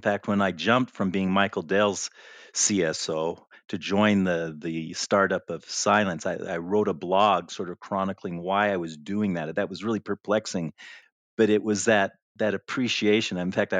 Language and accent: English; Libya; And I knew about the Unix because I grew up in Libya before the Six-Day War.